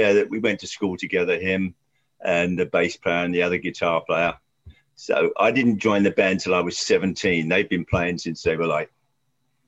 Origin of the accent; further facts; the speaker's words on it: Hampton Court, London, United Kingdom; moved away; it's an area of the River Thames. I was born in the Bearsted Memorial Hospital